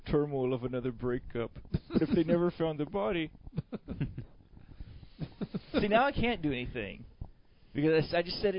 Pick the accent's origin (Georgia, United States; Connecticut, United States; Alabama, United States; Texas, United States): Alabama, United States; I grew up in Alabama